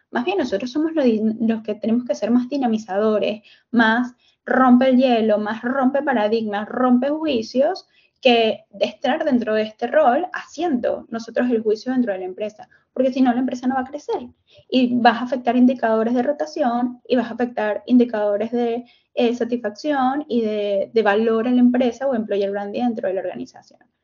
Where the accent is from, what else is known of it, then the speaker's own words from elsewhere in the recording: Venezuela; moved away; lo que venía haciendo en, en Venezuela, porque soy venezolana